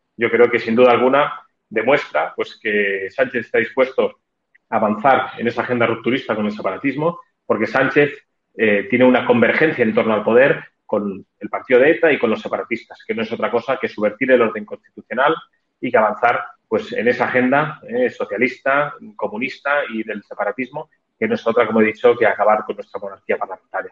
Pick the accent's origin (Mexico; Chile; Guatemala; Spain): Spain; Catalonia; como muchísimos catalanes